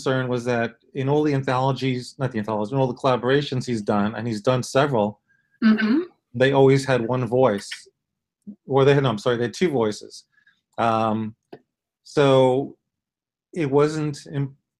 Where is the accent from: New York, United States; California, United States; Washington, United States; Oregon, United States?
New York, United States; New York City; moved away; I'm originally from Brooklyn